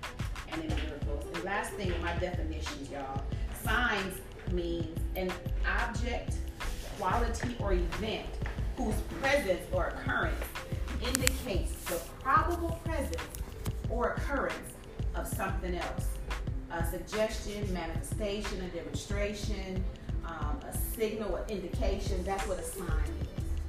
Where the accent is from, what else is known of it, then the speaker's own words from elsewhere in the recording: Detroit, Michigan, United States; also born or lived in Chicago; now in Dallas, United States; I was born in Chicago. Moved to Detroit when I was about, I'll say 10 years old. So grew up most of my, you know, child and adult life in Detroit, Michigan.